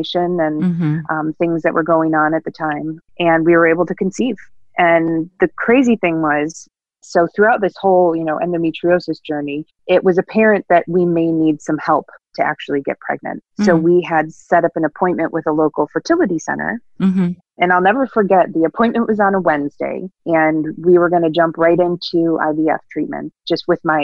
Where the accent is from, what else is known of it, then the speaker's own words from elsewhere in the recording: Buffalo, New York, United States; also born or lived in Batavia, New York, United States; I grew up in the Buffalo, New York area